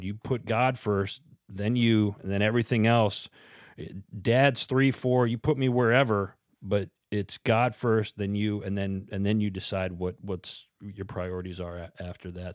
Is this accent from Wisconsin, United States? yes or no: yes; Wisconsin, United States; born or raised there